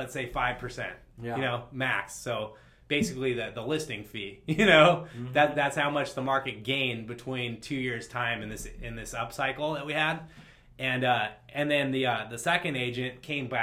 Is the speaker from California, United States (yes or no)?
yes; Laguna Beach, California, United States; I'm from Laguna Beach. I sell all over Southern California